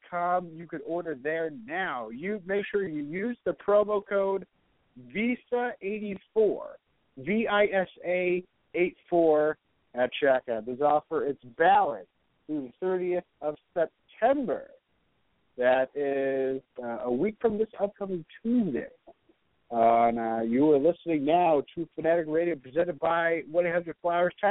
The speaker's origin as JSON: {"language": "English", "town": "Allendale", "region": "New Jersey", "country": "United States", "tie": "born or raised there", "said": "wish I knew how to serve much Waves in my hometown of Allendale, New Jersey."}